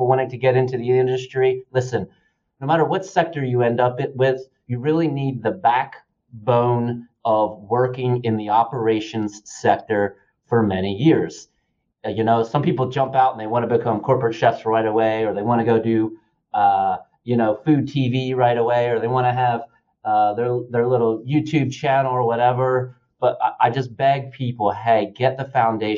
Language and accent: English; Dalton, Georgia, United States; being the youngest of 3 boys, and I'm from Dalton, Georgia